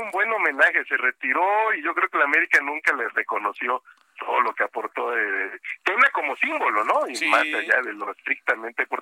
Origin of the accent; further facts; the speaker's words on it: Coatzacoalcos, Veracruz, Mexico; saludos a Coatzacoalcos, que está cerquita y es mi tierra.